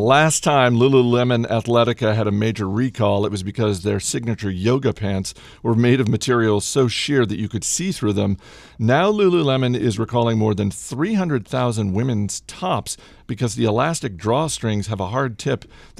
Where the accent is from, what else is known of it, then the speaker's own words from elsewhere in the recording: Canada; which is good for me as a Canadian, as there are no currency conversion issues.